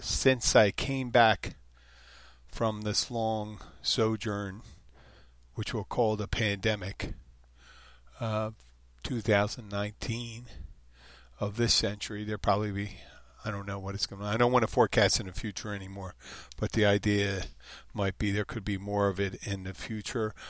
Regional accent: Philadelphia, Pennsylvania, United States; also born or lived in Jersey Shore; now in Florida Keys, United States; I'm from Philadelphia, the Jersey Shore

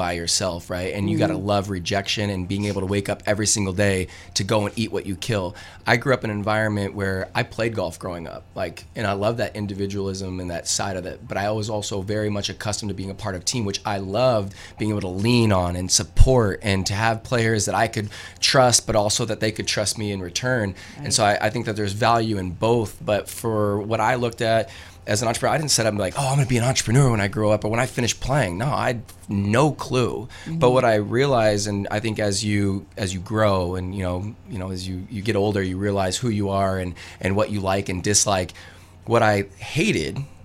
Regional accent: Fresno, California, United States; I come from Fresno, California

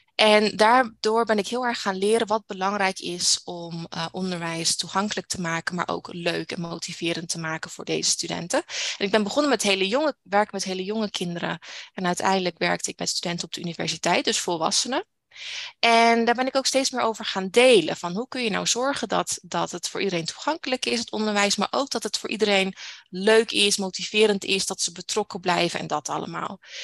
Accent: Netherlands; moved away as an adult; now in Canada; Ik ben nooit uit Nederland weggegaan

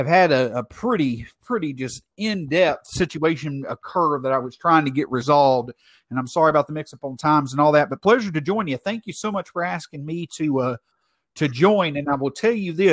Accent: Martin, Tennessee, United States; moved away as an adult; also born or lived in north of Memphis, Tennessee; I live north of Memphis, Tennessee. I was born and raised in Martin, Tennessee.

